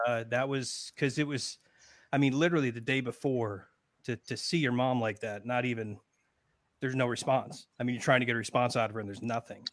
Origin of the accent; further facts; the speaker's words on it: Connecticut, United States; moved away as an adult; now in Florida, United States; I'm from Connecticut originally. I've been in Florida, uh, boy, going on seventeen years now